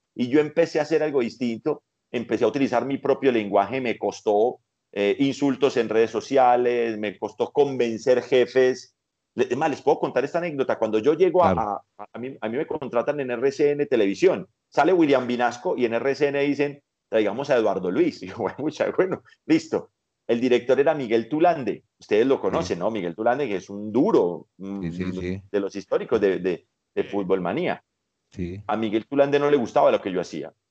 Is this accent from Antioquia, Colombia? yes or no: yes; Paisa, Antioquia, Colombia; now in Bogotá, Colombia; soy paisa